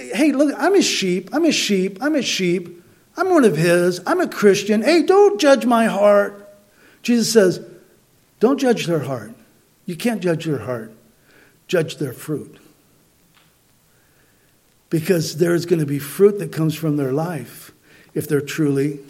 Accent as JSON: {"language": "English", "region": "Southern California", "country": "United States", "tie": "born or raised there", "said": "I grew up in Southern California"}